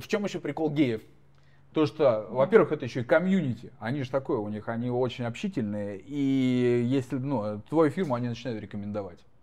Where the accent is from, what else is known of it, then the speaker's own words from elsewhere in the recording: Moscow, Russia; moved away as an adult; also born or lived in Oryol Oblast; now in United States; Я как человек, профессиональный москвич, проживший там сколько, 30 миллионов лет э, в Москве